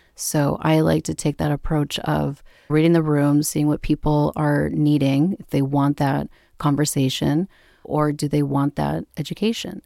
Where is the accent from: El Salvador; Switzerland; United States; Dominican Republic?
United States; Minneapolis, Minnesota; moved away as an adult; now in Vermont, United States; I grew up in the Midwest in Minneapolis